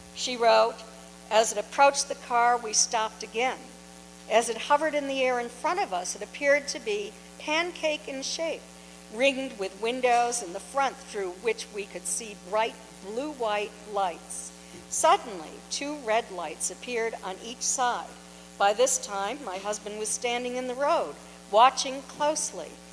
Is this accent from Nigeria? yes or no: no; Kingston, New Hampshire, United States; moved away as an adult; also born or lived in Portsmouth, New Hampshire / Exeter, New Hampshire; now in Florida, United States; I now live in Florida. I've been there for seven years, but I was born in Portsmouth. I grew up in Kingston